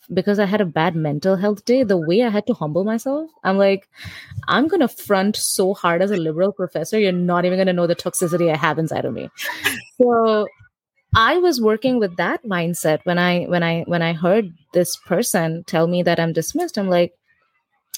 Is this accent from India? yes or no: yes; India; moved away as an adult; now in New York City, United States; as an Indian student